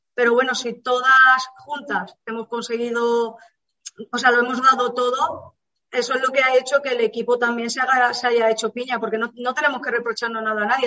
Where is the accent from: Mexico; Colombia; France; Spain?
Spain; Andalusia; moved away; yo vengo de Andalucía, mi padre jugaba en el Linares hace muchísimos años, Entonces, claro, yo desde bien pequeña a mí me llevaba al campo